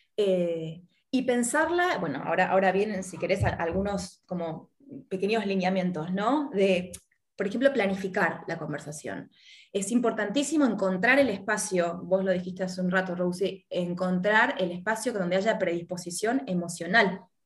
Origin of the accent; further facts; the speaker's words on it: Argentina; also born or lived in Miami; now in Uruguay; soy argentina, estoy viviendo en Uruguay